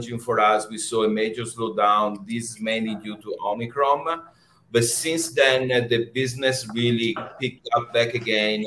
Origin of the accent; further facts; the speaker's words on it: Venice, Veneto, Italy; moved away as an adult; now in New York City, United States; Originally, I'm from Italy. I'm a true Venetian guy